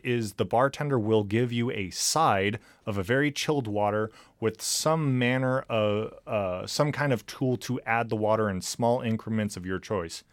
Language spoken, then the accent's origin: English; California, United States; moved away; I'm from California